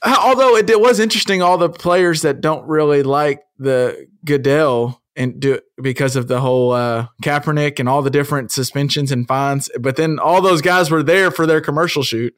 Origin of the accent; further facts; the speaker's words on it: United States; us as American